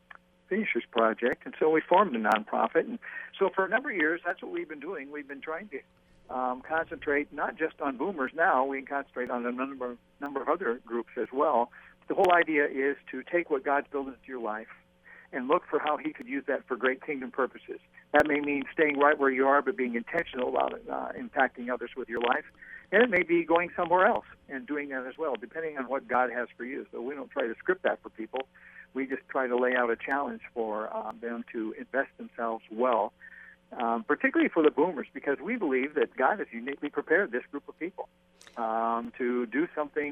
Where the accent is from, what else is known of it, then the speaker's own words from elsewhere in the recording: Washington, United States; moved away as an adult; also born or lived in Portland, Oregon; I'm from Washington State, first of all, but then lived in Oregon for a while as well in Portland